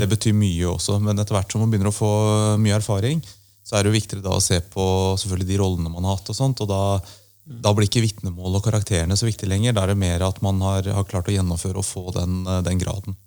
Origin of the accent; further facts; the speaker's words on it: Oslo, Norway; Jeg er Oslo-gutt. Okay. Født og oppvokst i, i byen